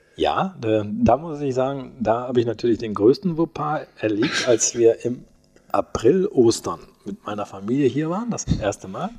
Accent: Holzhausen, Germany; moved away as an adult; also born or lived in Osnabrück; now in Soest, Germany; in Holzhausen, wo ich herkomme

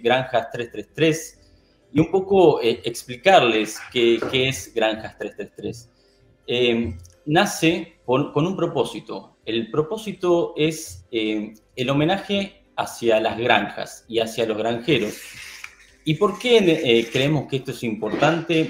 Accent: Argentina; soy de Argentina

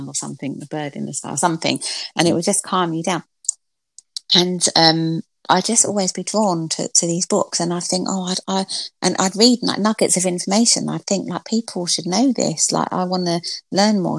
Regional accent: London, United Kingdom; I'm from Stratford in East London, and I used to have to get like a bus and a train to school

